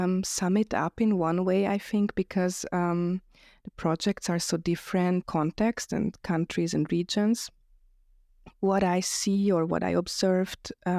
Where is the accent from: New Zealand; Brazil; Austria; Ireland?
Austria; Vienna; also born or lived in Budapest, Hungary; I live in Vienna, but I was born in Budapest and moved here as a child.